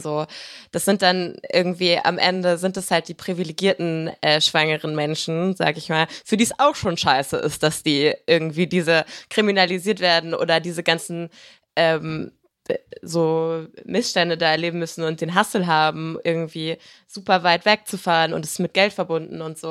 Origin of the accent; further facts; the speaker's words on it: Germany; ich bin halt in Deutschland groß geworden.